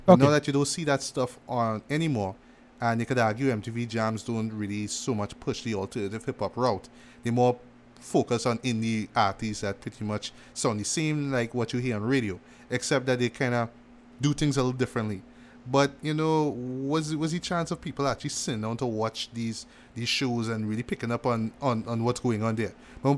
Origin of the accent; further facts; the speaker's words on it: West Coast, United States; I'm from West Coast, but I don't have to sound like that. I'm going to try something a little different, but I'm still going to stay true to those West Coast roots.